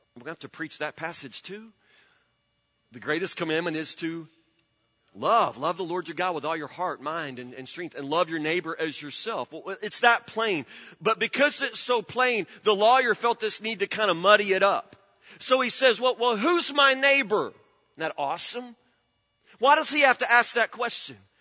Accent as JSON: {"language": "English", "town": "Woodburn", "country": "United States", "tie": "born or raised there", "said": "I grew up in Woodburn."}